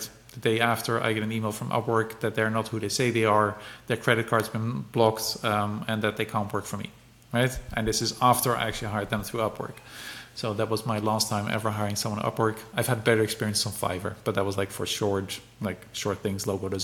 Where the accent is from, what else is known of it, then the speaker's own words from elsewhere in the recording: Netherlands; I'm from the Netherlands